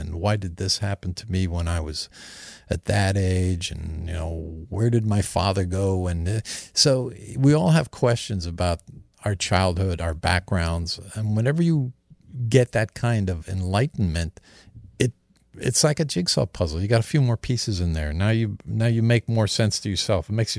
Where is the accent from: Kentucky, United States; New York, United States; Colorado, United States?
New York, United States; also born or lived in New Jersey; I grew up in New York and New Jersey when my stepdad and mother divorced.